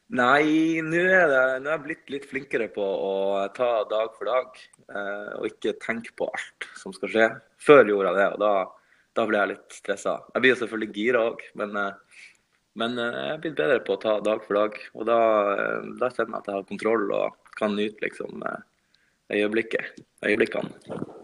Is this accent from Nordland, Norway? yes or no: yes; Henningsvær, Nordland, Norway; moved away as an adult; also born or lived in Bodø; now in Oslo, Norway; Henningsvær, der jeg kommer fra